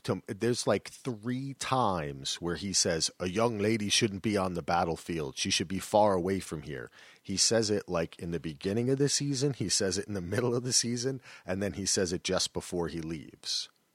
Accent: New Jersey, United States; I'm from New Jersey

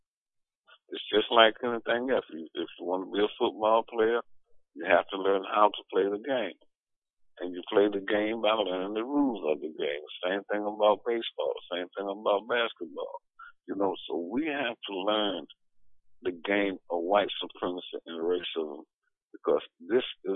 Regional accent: Norfolk, Virginia, United States; a young boy growing up in North Virginia

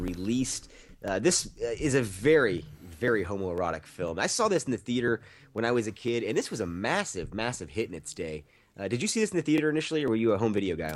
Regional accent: the Bay Area, California, United States; I'm from the Bay Area

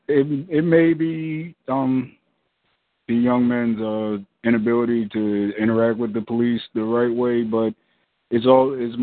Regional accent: Philadelphia, Pennsylvania, United States; I'm from the Philadelphia area

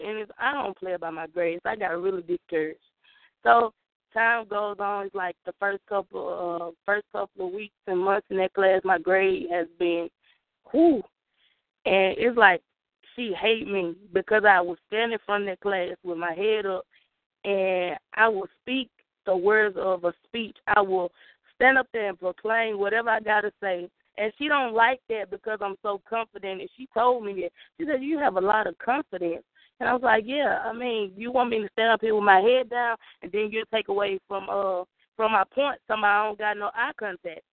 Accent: the South, United States; accent: Southern; I'm from the South. Every time I meet somebody from that's not from the South, they're like, oh, you have a Southern dialect

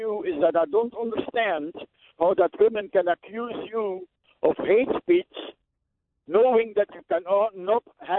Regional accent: Belgium; I'm from Belgium

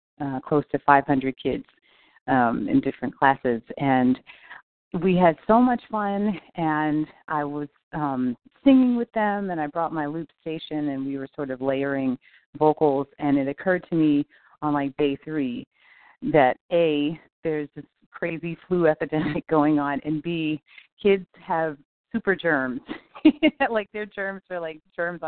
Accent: Long Island, New York, United States; moved away as an adult; now in North Carolina, United States; I grew up on Long Island in New York.

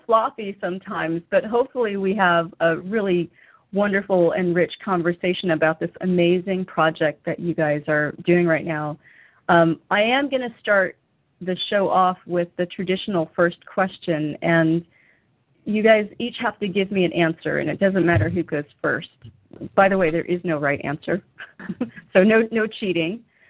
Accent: Germany; which is kind of exciting for me because I grew up in part in Germany.

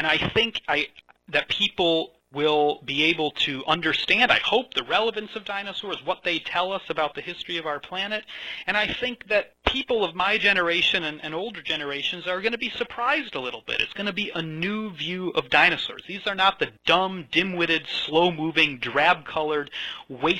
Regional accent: Chicago, Illinois, United States; moved away as an adult; now in Edinburgh, United Kingdom; I grew up around Chicago, but through the twists and turns of fate, I've found my way out here to Scotland

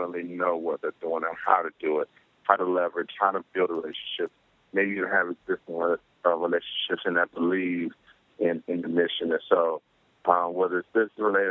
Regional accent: Palmetto, Florida, United States; moved away; my hometown of Palmetto Beach

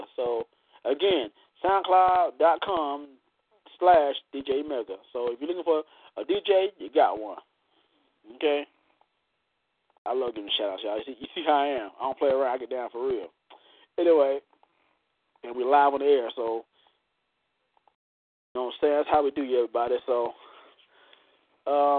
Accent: Florida, United States; My home state, Florida

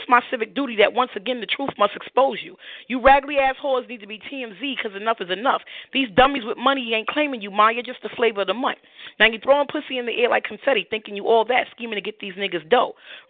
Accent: New York City, New York, United States; from Brooklyn, New York.

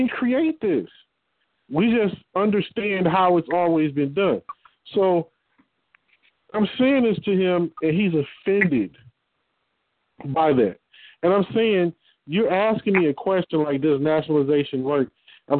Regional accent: Detroit, Michigan, United States; I'm from Detroit.

